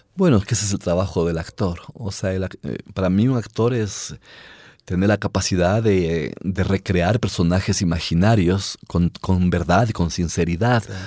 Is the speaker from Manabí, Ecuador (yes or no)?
no; Riobamba, Chimborazo, Ecuador; yo viví en una ciudad y me imagino que pasó, pasaba igual en todas las provincias, en Riobamba, yo soy de Riobamba